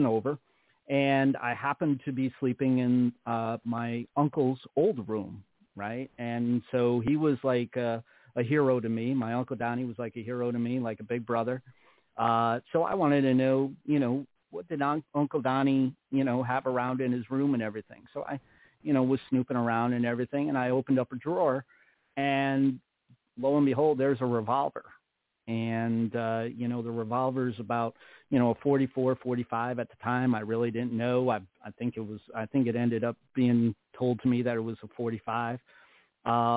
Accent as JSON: {"language": "English", "town": "Troy", "region": "New York", "country": "United States", "tie": "born or raised there", "also_born_or_lived": "Averill Park, New York", "said": "I was born and raised in New York in a small town. I was born in Troy, and I was raised in an outskirt town called Aver Park"}